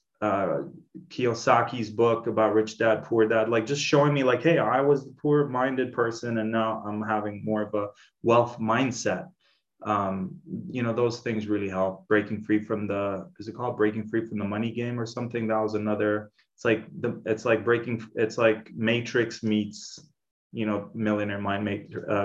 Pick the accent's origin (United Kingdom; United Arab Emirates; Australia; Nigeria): United Arab Emirates; Dubai; Growing up in Dubai, it's this huge caste system